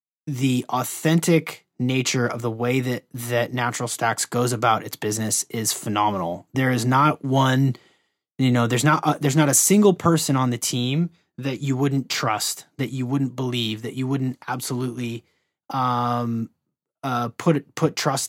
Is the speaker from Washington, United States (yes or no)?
yes; Seattle, Washington, United States; I grew up in Seattle where there's just the best microbrews on the planet